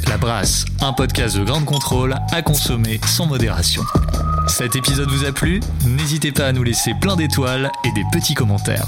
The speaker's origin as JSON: {"language": "French", "town": "Bordeaux", "region": "Nouvelle-Aquitaine", "country": "France", "also_born_or_lived": "United States", "moved": "yes", "lives_now": "Paris, France", "said": "nous on est de Bordeaux"}